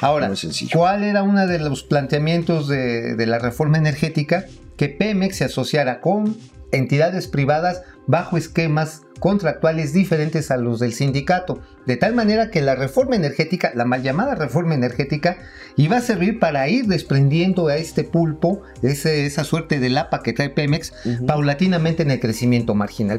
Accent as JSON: {"language": "Spanish", "region": "Tabasco", "country": "Mexico", "tie": "born or raised there", "moved": "yes", "said": "en las costas de Tabasco, allá en mi patria chica"}